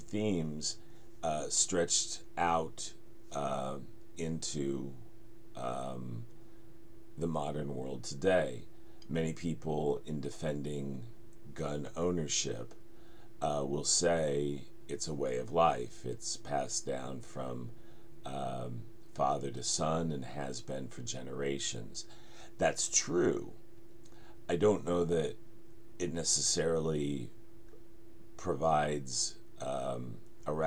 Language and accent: English; Denver, Colorado, United States; moved away; growing up in the Denver suburbs.